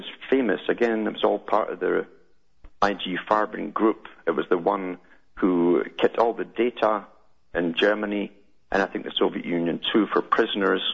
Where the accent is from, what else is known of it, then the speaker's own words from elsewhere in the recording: United Kingdom; moved away; I grew up in Britain